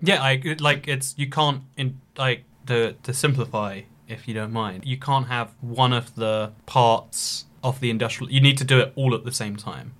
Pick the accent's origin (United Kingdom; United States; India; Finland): United Kingdom; I am a British person